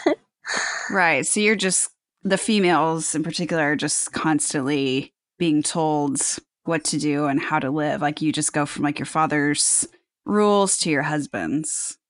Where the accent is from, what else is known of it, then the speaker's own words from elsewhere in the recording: Missouri, United States; moved away as an adult; I grew up in Missouri and have lived other in other parts of the country, but now am back in Missouri.